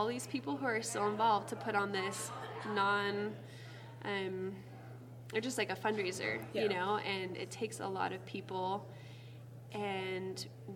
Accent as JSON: {"language": "English", "town": "South Jordan", "region": "Utah", "country": "United States", "moved": "as an adult", "lives_now": "Page, Arizona, United States", "said": "I'm from Salt Lake, South Jordan."}